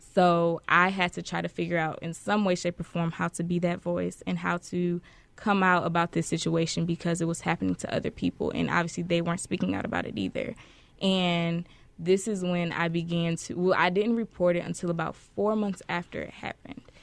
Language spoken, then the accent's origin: English; Detroit, Michigan, United States; I'm originally from Detroit, Michigan.